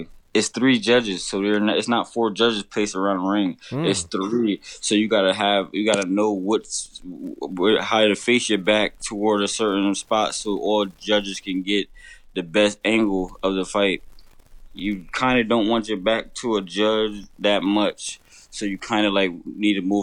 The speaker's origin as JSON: {"language": "English", "region": "Connecticut", "country": "United States", "said": "my home state of Connecticut"}